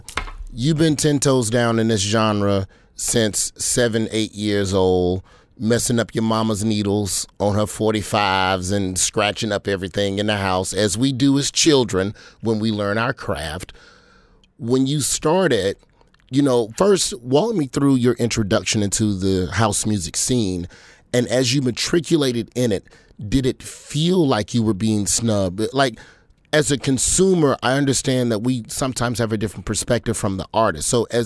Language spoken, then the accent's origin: English; the South, United States; And so, you know, being a Southerner, this was not something that had permeated its way, at least not as a 16, 17-year-old, you know, in 96.